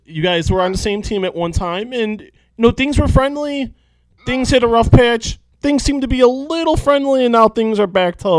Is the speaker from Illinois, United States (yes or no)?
yes; Chicago, Illinois, United States; I'm from Chicago. I live and breathe Chicago. I've lived here all my life.